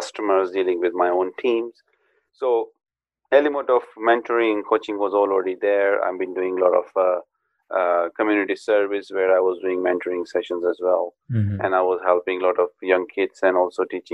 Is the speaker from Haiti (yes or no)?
no; Pakistan; moved away as an adult; now in United Kingdom; I'm originally from Pakistan and been living in the UK